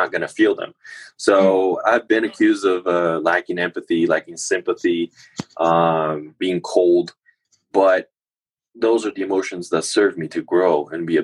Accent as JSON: {"language": "English", "country": "Chile", "tie": "born or raised there", "moved": "yes", "lives_now": "United States", "said": "when I was growing up in Chile"}